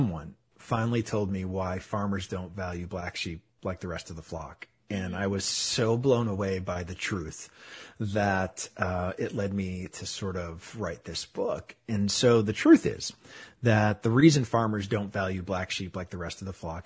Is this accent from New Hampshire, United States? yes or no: yes; Manchester, New Hampshire, United States; moved away as an adult; also born or lived in Florida; I was born and raised in New England, just outside of Boston in Manchester, New Hampshire